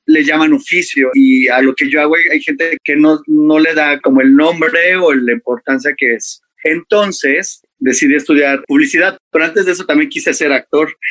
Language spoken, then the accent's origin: Spanish; Mexico City, Mexico; soy de la Ciudad de México